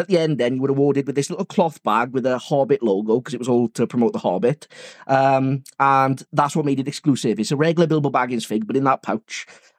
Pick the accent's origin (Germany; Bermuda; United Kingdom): United Kingdom; England